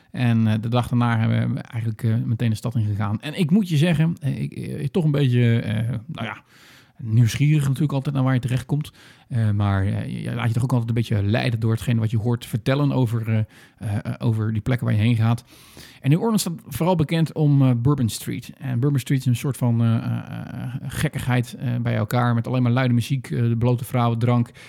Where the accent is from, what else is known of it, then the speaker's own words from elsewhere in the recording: Northern Ireland, United Kingdom; Ik kom uit Noord-Ierland. Nou, de vaste luisteraars weten dat ik wel iets heb met dat land.